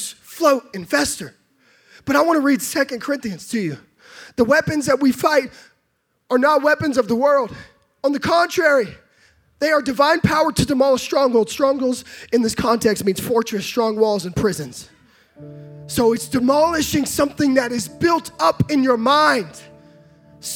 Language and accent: English; California, United States; now in Texas, United States; I grew up in California